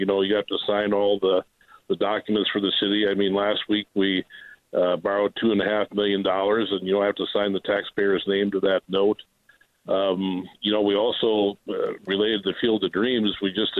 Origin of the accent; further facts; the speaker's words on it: Illinois, United States; moved away as an adult; now in Dyersville, United States; I'm not a native. I'm from Illinois originally. And we moved here in 1995